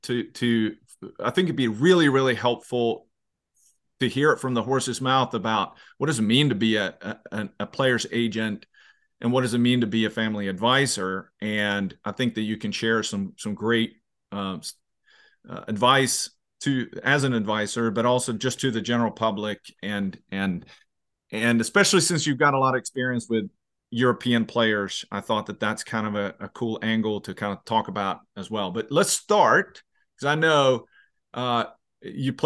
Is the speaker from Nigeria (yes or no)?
no; Sweden; I grew up in Sweden